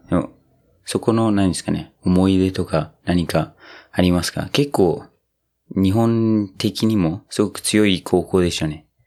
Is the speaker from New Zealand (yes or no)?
yes; New Zealand; now in Japan; 僕の母国、ニュージーランド